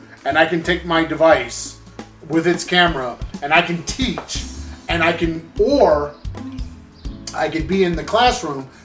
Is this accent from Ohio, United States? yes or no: no; Lansing, Michigan, United States; I was born in Lansing